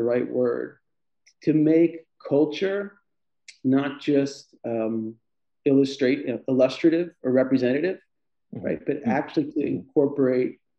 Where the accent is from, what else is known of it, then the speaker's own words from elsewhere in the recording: Houston, Texas, United States; moved away as an adult; I grew up in Houston